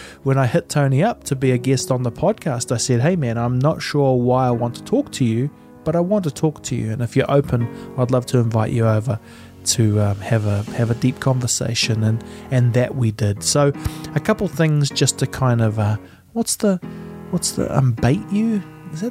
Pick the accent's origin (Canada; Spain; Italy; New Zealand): New Zealand; I'm from New Zealand